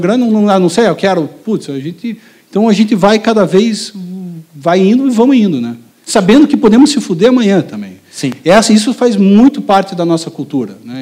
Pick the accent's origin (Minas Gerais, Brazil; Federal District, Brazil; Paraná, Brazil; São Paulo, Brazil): Paraná, Brazil; Curitiba; a gente de Curitiba